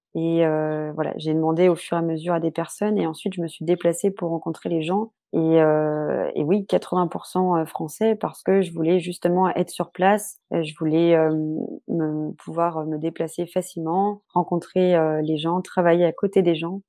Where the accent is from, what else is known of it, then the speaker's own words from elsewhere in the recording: Brittany, France; je suis bretonne